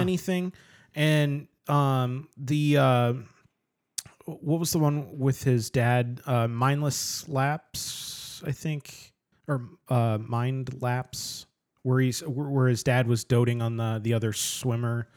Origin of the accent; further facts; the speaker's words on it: United States; I'm an American